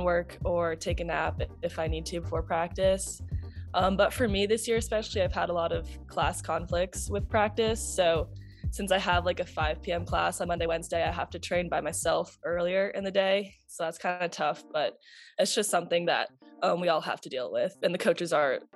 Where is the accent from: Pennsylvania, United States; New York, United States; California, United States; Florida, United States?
New York, United States; Pelham; I'm from Pelham, New York